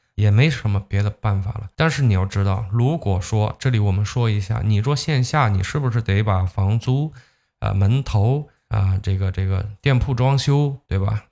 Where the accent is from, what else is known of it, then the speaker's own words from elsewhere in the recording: Zhejiang, China; 你像我们浙江这边就经常这么说，开店容易守店难